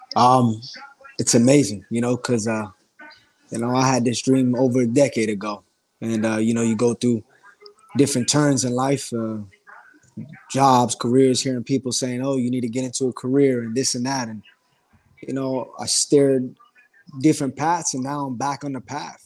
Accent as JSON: {"language": "English", "region": "South Florida", "country": "United States", "tie": "born or raised there", "also_born_or_lived": "New York", "said": "South Florida is my, my home. You know, I was born in New York, but I lived in Florida my whole life"}